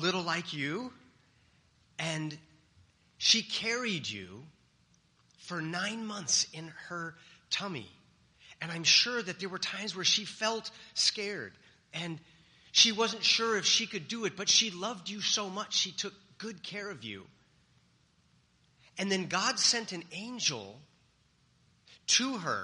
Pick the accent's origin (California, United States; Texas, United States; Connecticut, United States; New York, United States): California, United States; I'm from California, the land of fruits and nuts